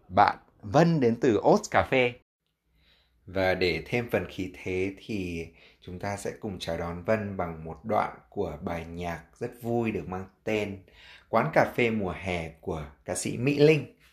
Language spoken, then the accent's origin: Vietnamese; Hanoi, Vietnam; moved away as an adult; mình là lớn lên ở Việt Nam